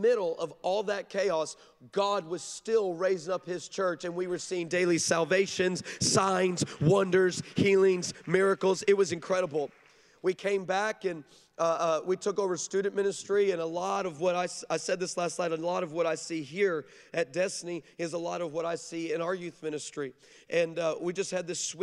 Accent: Texas, United States; now in Orange County, United States; I'm like from Texas. I'm like where we kill what we eat the same day.

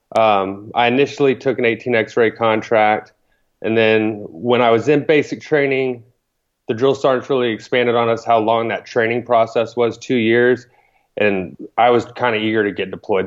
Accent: Thorndale, Texas, United States; moved away as an adult; I grew up in a small Texas town

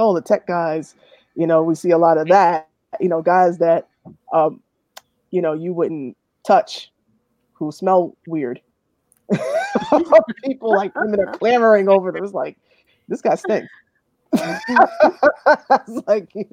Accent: New York City, New York, United States; I grew up in the South Bronx

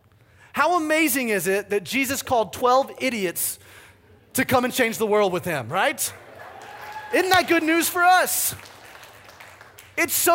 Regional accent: the South, United States; moved away; also born or lived in the Midwest; I grew up in the South

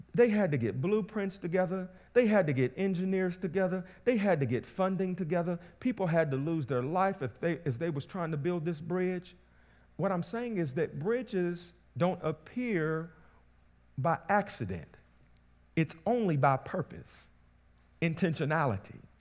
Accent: Southern West Virginia, United States; I come from Southern West Virginia. That's where I grew up

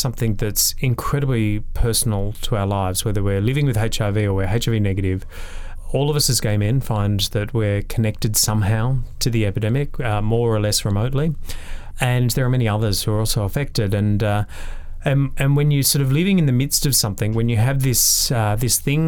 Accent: Brisbane, Queensland, Australia; So I'm originally a Brisbane boy. I grew up in Queensland, in Brisbane

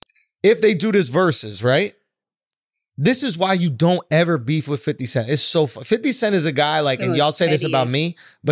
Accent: New York, United States; we're from New York.

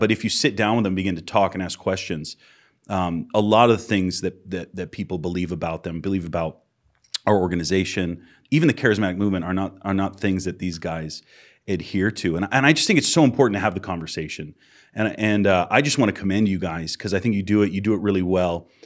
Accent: Massachusetts, United States; moved away; I'm from Massachusetts originally.

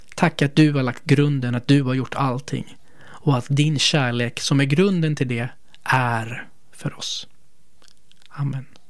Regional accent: Sweden; vi som svenskar

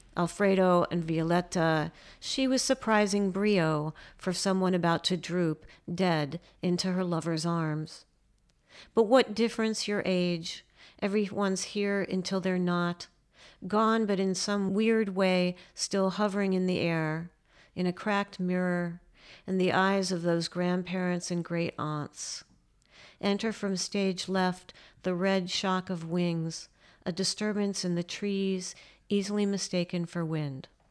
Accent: United States; as an American poet

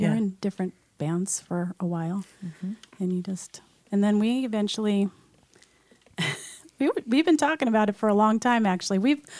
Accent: San Diego, California, United States; also born or lived in Hawaii / Los Angeles; We were there till about I was five, and then we moved straight to San Diego.

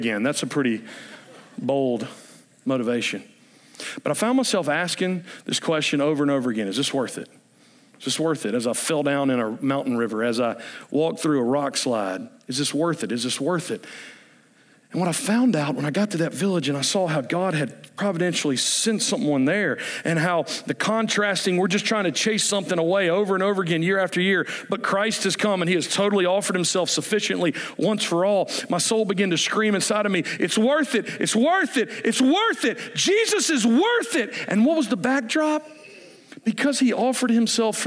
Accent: United States; I'm an American

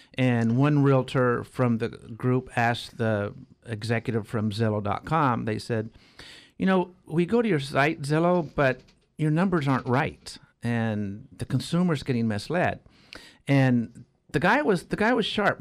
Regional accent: Arroyo Grande, California, United States; also born or lived in San Jose; I grew up in Arroyo Grande.

